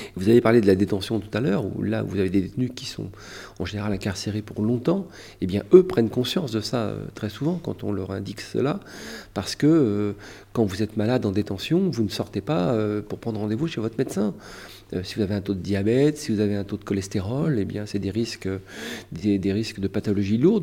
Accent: France; Je suis un Français

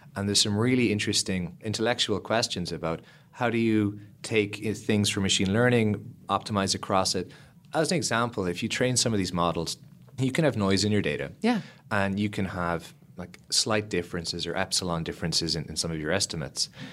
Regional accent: Lismore, Munster, Ireland; also born or lived in Cork; I grew up in Ireland in a small country town called Ismore

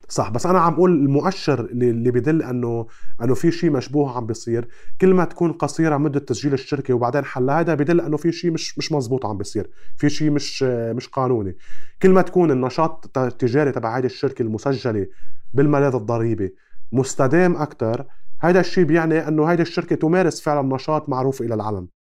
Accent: Lebanon; عندنا بلبنان

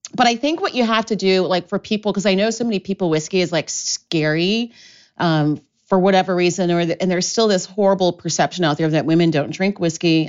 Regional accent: Columbus, Ohio, United States; moved away as an adult; also born or lived in Oxford, England; now in Chicago, United States; I grew up in Columbus, Ohio, and I went to theater school in Ohio

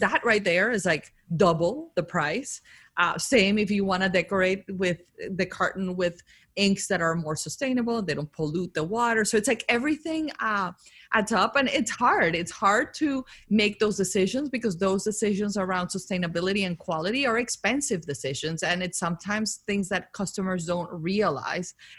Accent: Colombia; moved away; growing up in Colombia with like this family that is obsessed with beauty

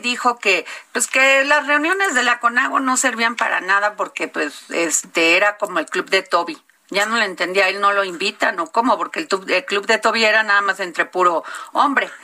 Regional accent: Mexico

